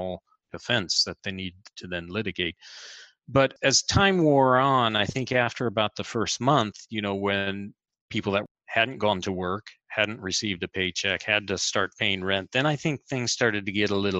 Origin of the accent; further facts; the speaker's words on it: Fort Wayne, Indiana, United States; moved away as an adult; also born or lived in United Kingdom; now in Milan, Italy; I was raised in Indiana